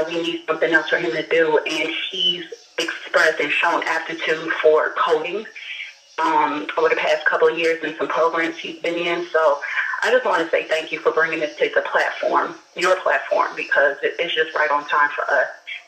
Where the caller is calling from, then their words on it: Chicago, Illinois, United States; calling from Chicago.